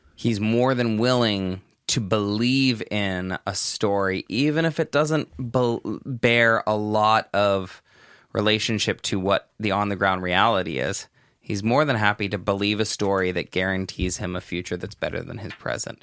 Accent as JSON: {"language": "English", "town": "Los Angeles", "region": "California", "country": "United States", "moved": "yes", "lives_now": "Albania", "said": "I normally would say Los Angeles"}